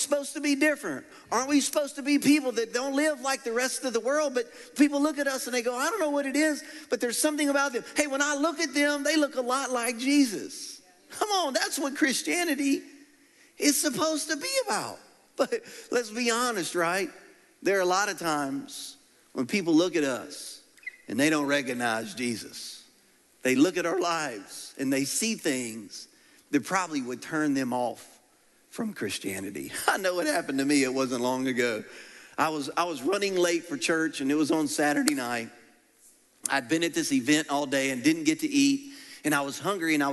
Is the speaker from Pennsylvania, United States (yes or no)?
no; Louisiana, United States; I'm from Louisiana